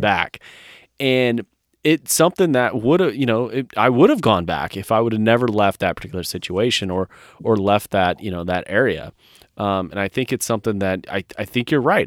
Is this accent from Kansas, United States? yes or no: no; California, United States; born or raised there; moved away as an adult